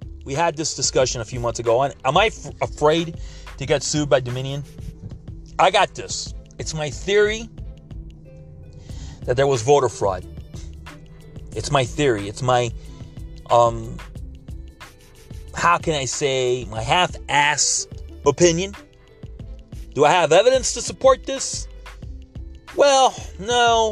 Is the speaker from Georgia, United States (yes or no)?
no; Miami, Florida, United States; I was born and raised in the U.S. here in Miami